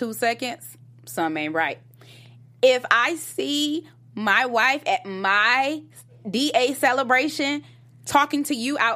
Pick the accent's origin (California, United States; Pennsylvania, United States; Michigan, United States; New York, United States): Michigan, United States; Detroit; moved away; I was from Detroit